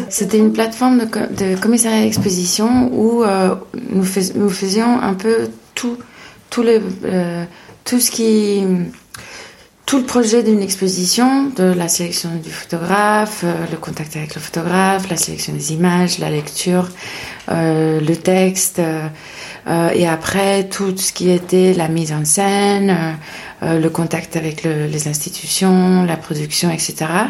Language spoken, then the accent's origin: French; Madrid, Community of Madrid, Spain; French is a second language; moved away as an adult; also born or lived in Paris, France; now in France; je suis espagnole euh, de Madrid. Euh, je, j'habite en France depuis 2010